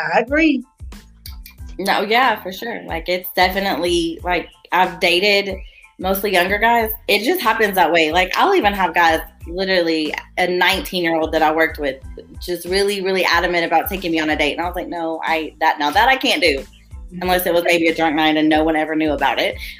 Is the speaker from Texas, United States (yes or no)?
yes; Sherman, Texas, United States; I'm from Little Sherman, Texas, single mother of four